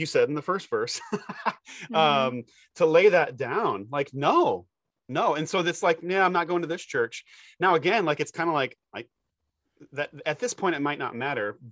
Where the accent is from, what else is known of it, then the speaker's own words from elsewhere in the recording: United States; as an American